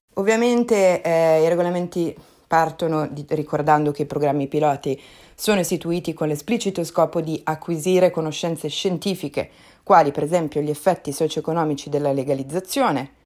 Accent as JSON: {"language": "Italian", "region": "Lombardy", "country": "Italy", "said": "da Lombarda è proprio veramente di fianco a casa mia"}